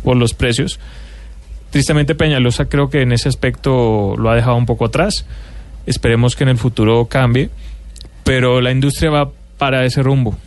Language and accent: Spanish; Colombia; moved away as an adult; also born or lived in Mexico; como colombiano que ha vivido en México